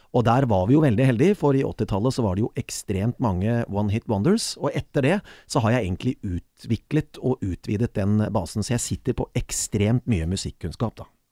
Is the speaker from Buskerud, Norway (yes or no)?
yes; Kongsberg, Buskerud, Norway; moved away; also born or lived in Bergen; Kongsberg er jo min hjemby